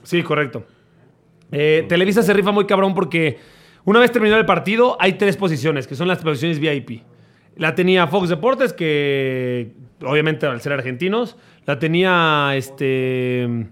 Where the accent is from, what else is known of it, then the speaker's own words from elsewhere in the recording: Mexico; pues de México